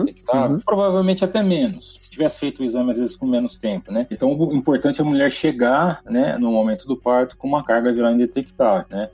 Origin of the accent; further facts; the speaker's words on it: Brazil; a gente como brasileiro